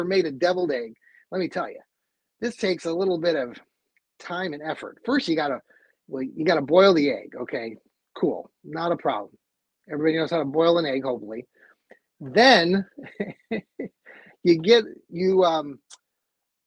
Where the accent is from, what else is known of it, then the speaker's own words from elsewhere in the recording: Cleveland, Ohio, United States; if we're from Cleveland